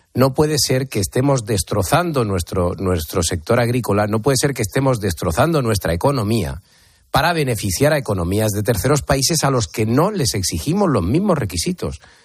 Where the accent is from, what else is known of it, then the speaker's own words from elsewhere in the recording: Spain; yo como español